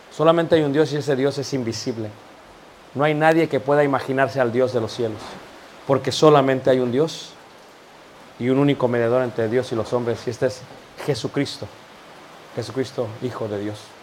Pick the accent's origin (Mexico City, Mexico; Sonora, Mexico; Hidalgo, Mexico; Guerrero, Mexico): Mexico City, Mexico; Yo soy de Ciudad de México, originario